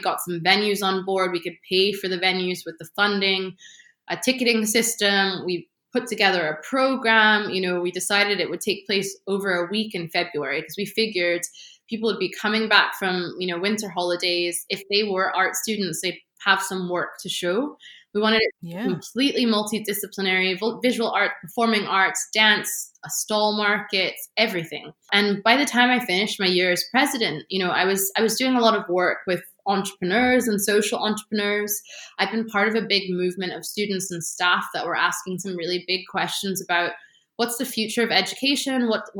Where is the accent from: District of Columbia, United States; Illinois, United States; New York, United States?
District of Columbia, United States; Washington; I mean, I have to say, growing up in Washington, D.C. Is a very weird thing.